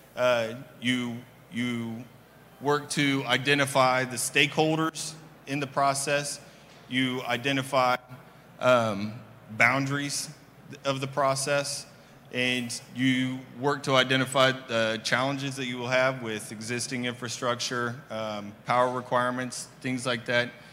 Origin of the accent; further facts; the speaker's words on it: Kansas City, Missouri, United States; moved away as an adult; now in Dallas Fort Worth, United States; I'm originally from Kansas City